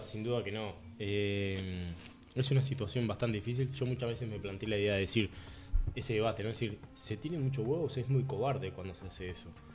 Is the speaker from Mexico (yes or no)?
no; Uruguay; el índice de suicidios que tenemos nosotros como sociedad uruguaya